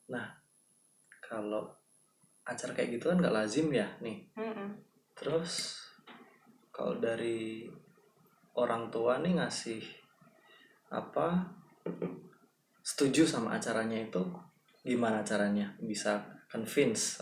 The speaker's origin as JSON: {"language": "Indonesian", "town": "Yogyakarta", "region": "Special Region of Yogyakarta", "country": "Indonesia", "said": "aku nih ya orang Jogja"}